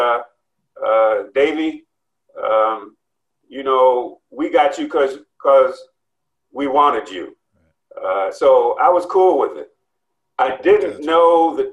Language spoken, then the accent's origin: English; Cleveland, Ohio, United States; moved away as an adult; I grew up on 145th.